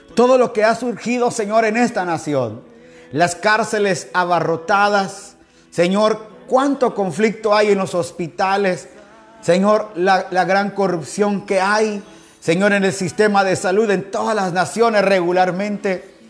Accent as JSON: {"language": "Spanish", "region": "Quetzaltenango", "country": "Guatemala", "tie": "born or raised there", "moved": "as an adult", "lives_now": "Guayaquil, Ecuador", "said": "Ahí Dios me permitió nacer, ahí crecí en Guatemala"}